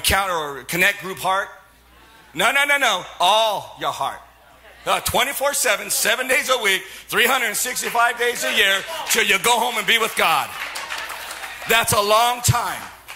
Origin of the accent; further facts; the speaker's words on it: Silicon Valley, California, United States; I'm from Silicon Valley